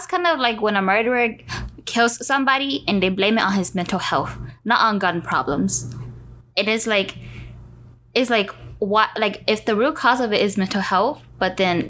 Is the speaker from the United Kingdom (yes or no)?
no; United States; yes, we are Asian American, but from under there, we are Southeast Asians. From under there, we are Hmong